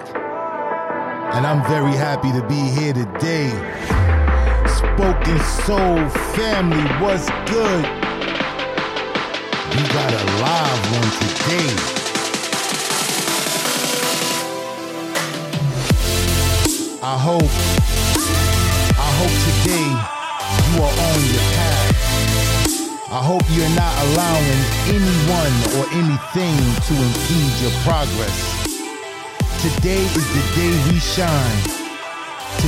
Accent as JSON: {"language": "English", "region": "New York", "country": "United States", "said": "I'm from New York. I rep New York all day"}